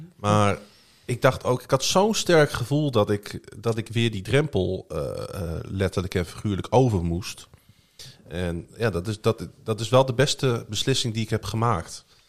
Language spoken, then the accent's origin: Dutch; Groningen, Netherlands; Ik ben gewoon geboren in Groningen, getogen in Groningen